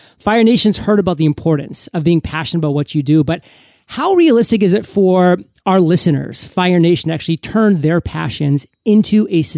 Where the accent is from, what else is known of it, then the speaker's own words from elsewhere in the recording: Maine, United States; now in Puerto Rico; So I know that you know I'm from Puerto Rico, or I live in Puerto Rico now, but I'm from Maine originally.